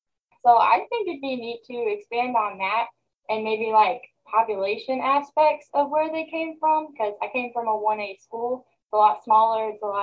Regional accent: Norfork, Arkansas, United States; I'm from Arkansas. I'm from Norfolk, Arkansas. It's like north central. There's lakes. It's a very small area though. So, and then they're scarcely populated, I guess. It was a really small school.

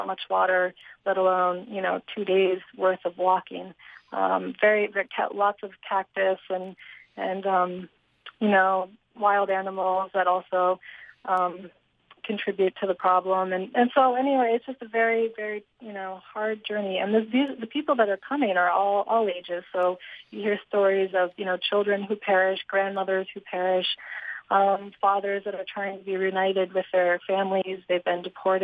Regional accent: Northeast, United States; I'm from the Northeast

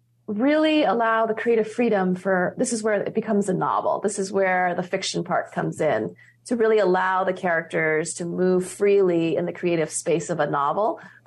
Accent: Hawaii, United States; now in California, United States; There was definitely a closeness to the relationship with the land and the waters growing up in Hawaii gave me and everyone who grows up on this island in the middle of the Pacific has.

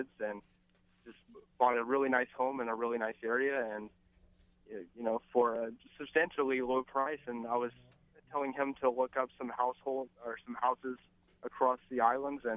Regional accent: Florida, United States; moved away as an adult; now in Kapolei, United States; I'm from Florida. I moved here a couple of years ago

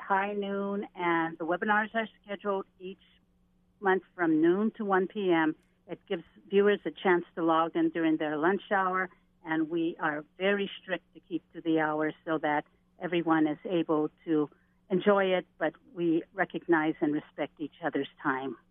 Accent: Native Hawaiian, United States; myself being Native Hawaiian

